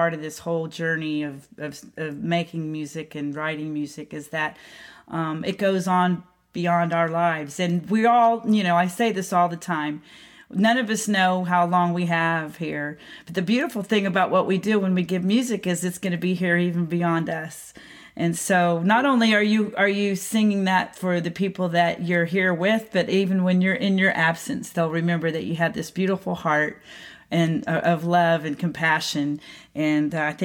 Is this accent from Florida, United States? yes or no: yes; Florida Gulf Coast, United States; also born or lived in Texas; now in McKinney, Texas, United States; down in the area where I actually grew up. I'm a Texan, but I spent 15 years on the Gulf Coast down there at Pensacola Beach, Fort Walton, Destin